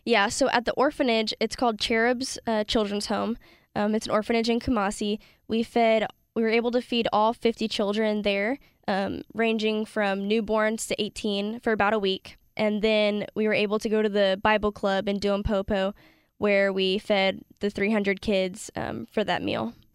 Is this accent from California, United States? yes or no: yes; California, United States; I grew up playing soccer in California with about a dozen or so Ghanaian boys